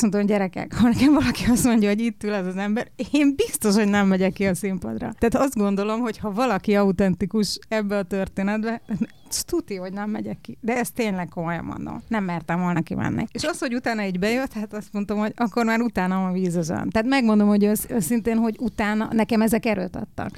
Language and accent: Hungarian; Hungary; én magyarnak születtem